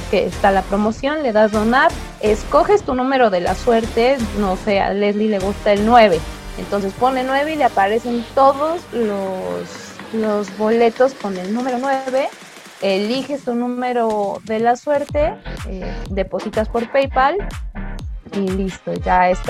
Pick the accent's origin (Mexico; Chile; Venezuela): Mexico; verdad tenemos muy, muy arraigado el sentimiento, la, la nacionalidad, la bandera en la frente de que somos mexicanos